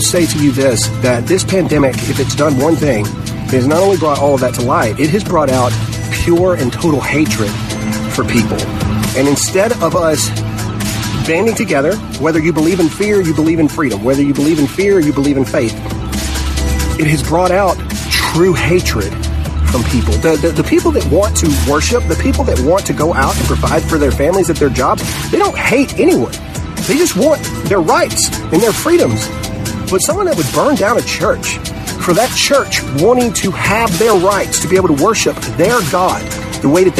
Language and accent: English; Mississippi, United States; a church from my home state of Mississippi.